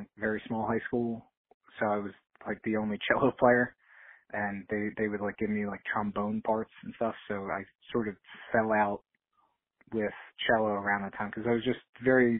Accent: New Jersey, United States; also born or lived in Philadelphia; a New Jersey band because I'm the frontman and we were born in New Jersey

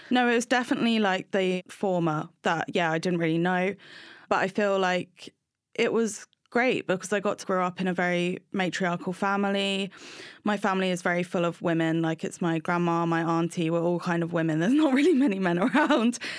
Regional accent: Brighton, South East England, United Kingdom; I grew up in Brighton with my mum and my two sisters

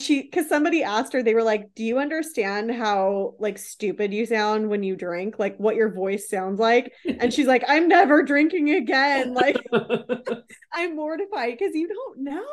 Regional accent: Seattle, Washington, United States; I'm born and raised in Seattle. Do not talk shit on my hometown

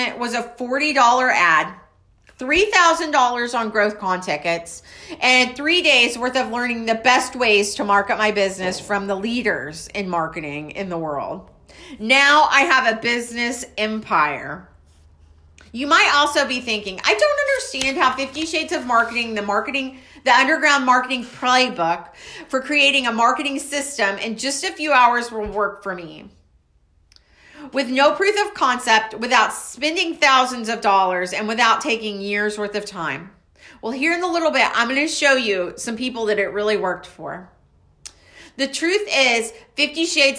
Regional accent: Waco, Texas, United States; I'm from Waco, Texas.

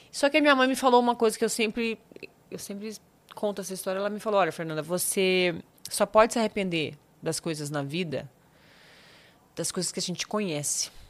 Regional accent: Campos dos Goytacazes, Rio de Janeiro, Brazil; porque eu sou de Campos dos Goitacazes, no interior do Rio de Janeiro. Sei. Que é a divisa com o Espírito Santo, né? A última cidade do norte do, do estado, divisa com o Espírito Santo.

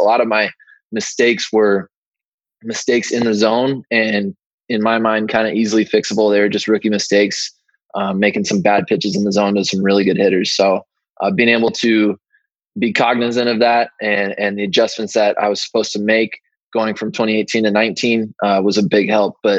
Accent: Southern California, United States; I grew up in Southern California

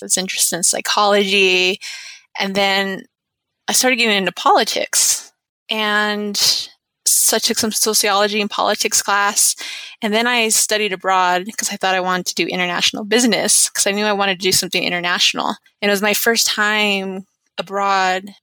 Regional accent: Albuquerque, New Mexico, United States; also born or lived in Shiprock, New Mexico / Ganado, Arizona; I was born in Shiprock, New Mexico, but I moved to Albuquerque when I was about seven years old.

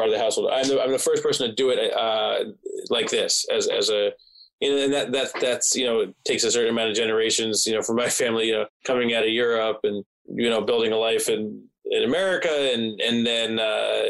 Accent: New Jersey, United States; growing up in New Jersey

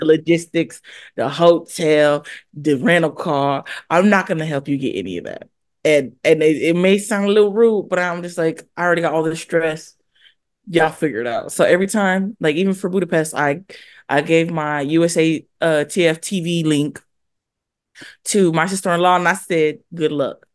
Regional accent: California, United States; also born or lived in Hawaii; I consider myself a California girl

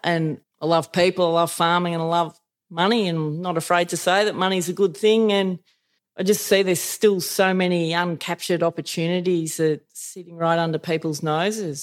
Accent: Elmore, Victoria, Australia; I grew up in Elmore, which is uh, 200 k's north of Melbourne

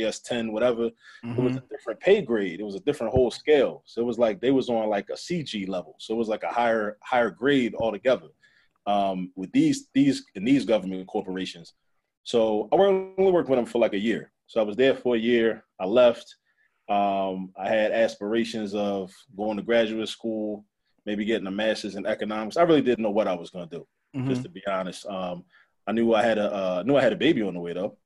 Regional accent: Baltimore, Maryland, United States; also born or lived in New York; Born in New York, grew up in Baltimore though. So basically Baltimore raised me for the most part

